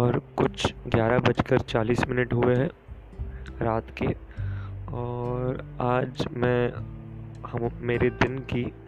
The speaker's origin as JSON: {"language": "Hindi", "town": "Mumbai", "region": "Maharashtra", "country": "India", "said": "मैं मुंबई से हूँ"}